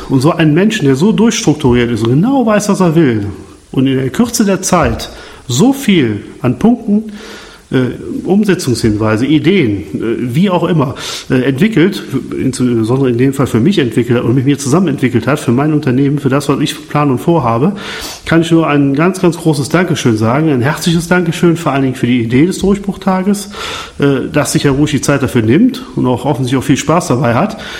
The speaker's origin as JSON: {"language": "German", "area": "Lohmar, near Cologne", "region": "North Rhine-Westphalia", "country": "Germany", "said": "Ich komme aus Loma, das ist in Deutschland, in der Nähe von Köln"}